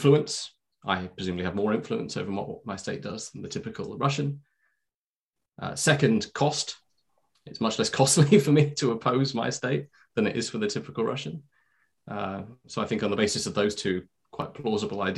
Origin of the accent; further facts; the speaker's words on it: United Kingdom; I'm a British citizen